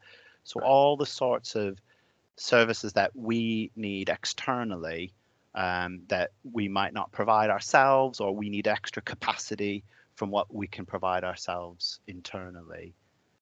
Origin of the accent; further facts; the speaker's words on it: United States; also born or lived in Lincolnshire / Doncaster / Wakefield; now in Leeds, United Kingdom; in America, where I'm from. So if anyone spots my odd accent, that will be why